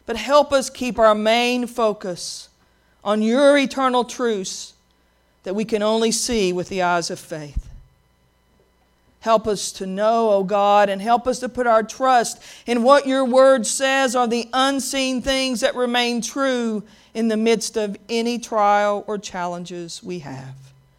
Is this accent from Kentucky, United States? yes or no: yes; Pikeville, Kentucky, United States; In the church I grew up in Pikeville, there was a woman named Brenda Franklin, and she sang a lot of solos.